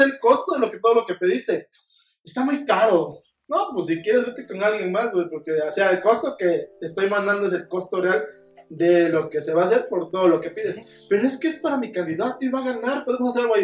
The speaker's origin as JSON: {"language": "Spanish", "region": "Oaxaca", "country": "Mexico", "said": "Yo también soy de Oaxaca"}